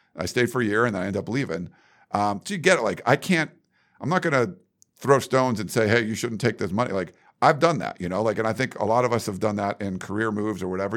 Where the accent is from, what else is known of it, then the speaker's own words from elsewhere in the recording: Western Pennsylvania, United States; I grew up in Western Pennsylvania, not where Penn State is